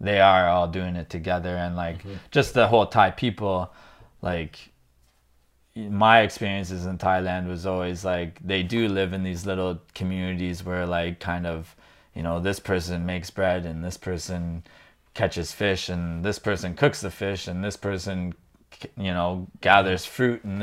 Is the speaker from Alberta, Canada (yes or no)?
no; Kitchener, Ontario, Canada; I'm just Kitchener, born and raised here